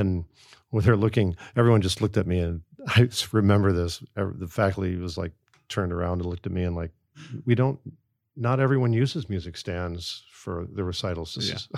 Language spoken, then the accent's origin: English; outside of Chicago, Illinois, United States; I grew up outside of Chicago